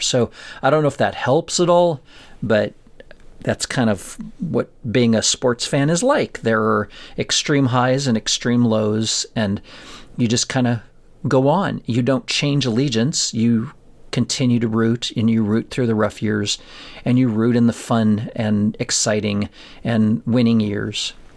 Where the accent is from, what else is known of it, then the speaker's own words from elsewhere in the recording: Colorado, United States; I grew up in Colorado, in a little town in Colorado